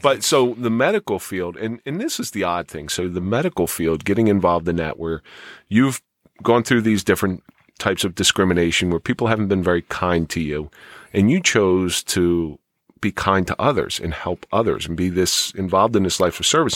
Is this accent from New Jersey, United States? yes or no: yes; Atlantic City, New Jersey, United States; I grew up in the Atlantic City area